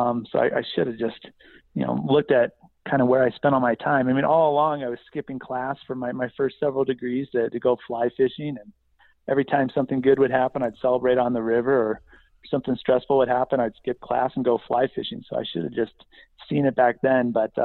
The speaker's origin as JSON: {"language": "English", "region": "Midwest", "country": "United States", "tie": "born or raised there", "said": "So yeah, we bounced around a little bit, but I spent most of my time growing up in the Midwest."}